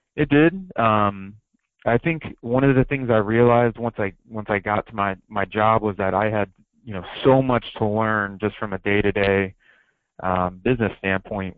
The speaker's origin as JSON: {"language": "English", "region": "Ohio", "country": "United States", "tie": "born or raised there", "moved": "yes", "said": "growing up in Ohio"}